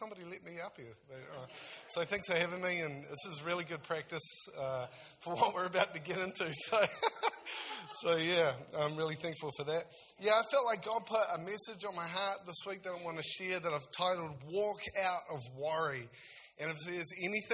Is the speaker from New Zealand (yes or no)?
yes; South Taranaki, New Zealand; now in Nelson, New Zealand; I'm from Taranaki originally, so around South Taranaki, so I'm real excited to go home